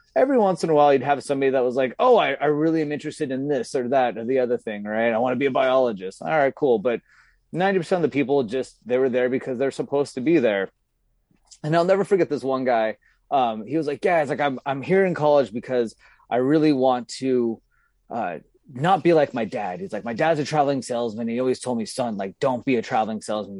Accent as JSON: {"language": "English", "town": "Santa Clarita", "region": "California", "country": "United States", "tie": "born or raised there", "moved": "yes", "said": "I grew up in Southern California originally, and I grew up in this, um, really affluent, upper middle class, uh, neighborhood called, or city called Santa Clarita"}